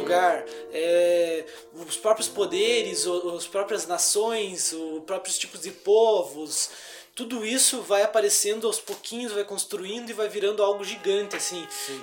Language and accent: Portuguese; Canoinhas, Santa Catarina, Brazil; Somos de Canoinha, Santa Catarina, um lugar que é bem, bem tranquilo e tal.